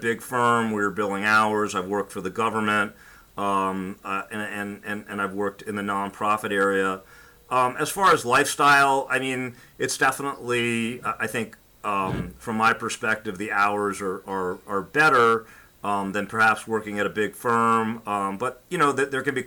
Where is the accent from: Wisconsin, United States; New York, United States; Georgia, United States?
New York, United States; New York area, United States; moved away as an adult; now in South Florida, United States; I grew up in the New York area and went to Brooklyn Law School